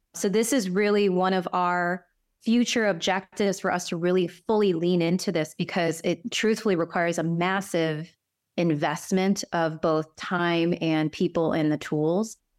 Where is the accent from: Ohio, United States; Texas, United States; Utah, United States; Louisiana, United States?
Ohio, United States; Cleveland; who was born and raised in Cleveland in the Midwest, you know, from a Korean immigrant